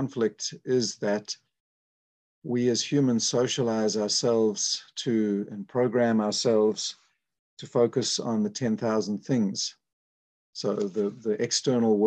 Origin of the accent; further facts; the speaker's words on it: South Africa; moved away as an adult; I was born in South Africa